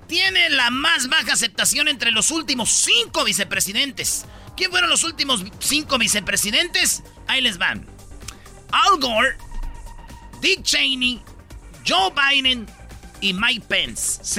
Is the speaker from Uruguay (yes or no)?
no; Mexico; Sí, fue a recibirlos porque yo soy buen ciudadano mexicano.